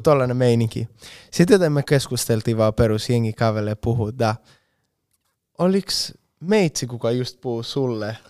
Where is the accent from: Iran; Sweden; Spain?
Spain; Finnish is a second language; moved away as an adult; now in Finland; Espanjassa bro, meillä ei ole tollaista meininkiä yhtään